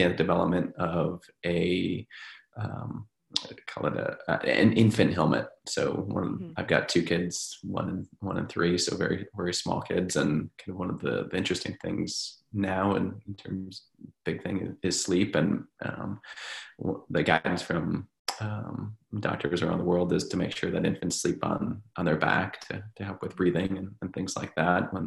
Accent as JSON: {"language": "English", "region": "Minnesota", "country": "United States", "moved": "yes", "said": "I'm from Minnesota"}